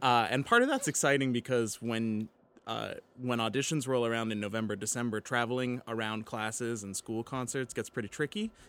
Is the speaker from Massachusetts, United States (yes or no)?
no; Pittsburgh, Pennsylvania, United States; moved away; proud of my hometown team